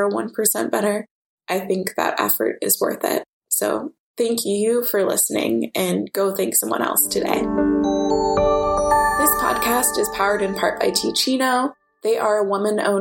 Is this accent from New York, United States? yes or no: no; Oak Park, Illinois, United States; my mom and I grew up in Oak Park, which is known for having a lot of Frank Lloyd Wright houses